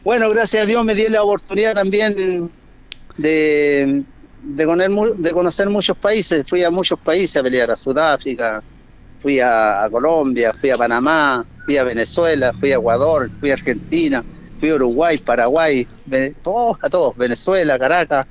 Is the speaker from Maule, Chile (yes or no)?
yes; Linares, Maule, Chile; moved away; jamás me he olvidado de mi tierra